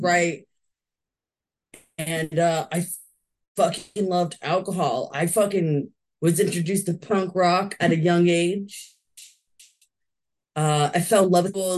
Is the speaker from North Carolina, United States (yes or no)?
no; California, United States; I was born and raised in California.